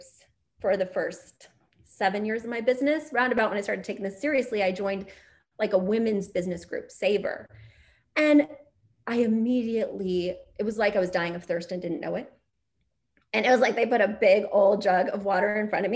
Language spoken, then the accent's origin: English; Missouri, United States; moved away; also born or lived in New York City; I'm from Missouri